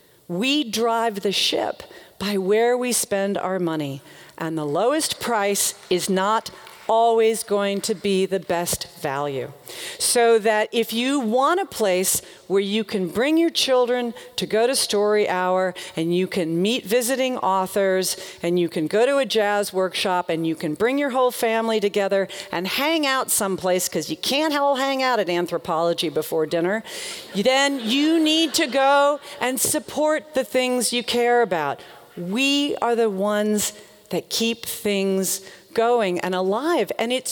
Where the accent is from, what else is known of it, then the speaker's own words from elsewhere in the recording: the South, United States; I used to think, growing up in the South, I used to think that Walmart killed small towns.